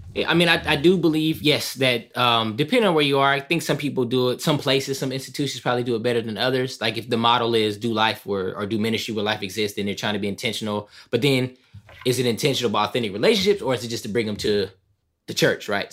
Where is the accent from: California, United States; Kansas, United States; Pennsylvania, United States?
California, United States; Southern; also born or lived in East St. Louis, Illinois; growing up in Southern California, originally from East Saint Louis, Illinois